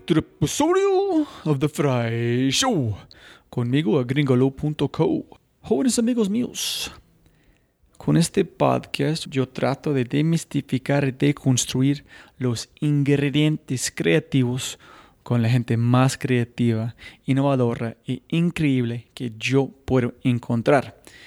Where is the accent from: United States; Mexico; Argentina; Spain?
United States; yo mismo como gringo